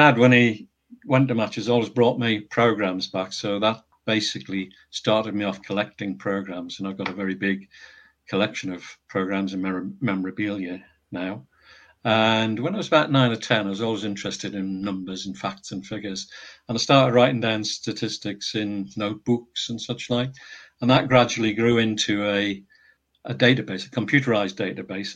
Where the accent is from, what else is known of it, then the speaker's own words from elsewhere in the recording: Northumberland, North East England, United Kingdom; moved away as an adult; also born or lived in Teesside / Cheshire; I was born in Northumberland and lived there until I went to university.